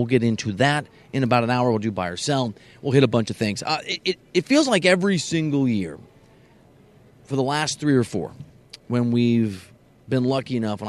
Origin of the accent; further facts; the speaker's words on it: Dubuque, Iowa, United States; also born or lived in Aurora, Illinois; I grew up in Dubuque, Iowa, and Aurora, Illinois, back and forth.